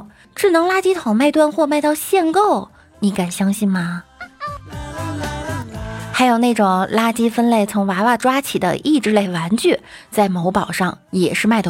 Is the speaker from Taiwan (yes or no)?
no; Northeast China, China; 我就是东北的，我们那儿的老爷们上火车特爱带啤酒、鸡爪子、熟食之类的